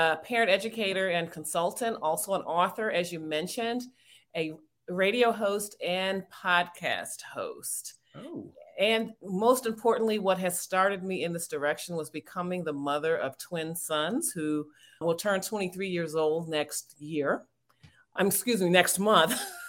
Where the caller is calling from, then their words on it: Washington, District of Columbia, United States; I'm joining you from the Washington, D.C. area.